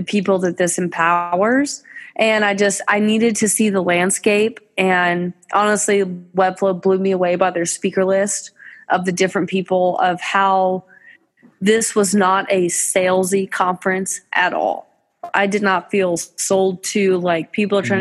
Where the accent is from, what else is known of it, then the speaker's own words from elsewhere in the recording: Fort Worth, Texas, United States; I'm from Fort Worth.